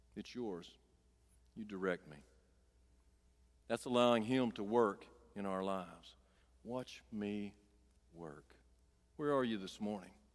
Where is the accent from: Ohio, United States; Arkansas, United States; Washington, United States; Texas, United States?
Arkansas, United States; Clover Bend; I grew up down here in Clover Bend, Arkansas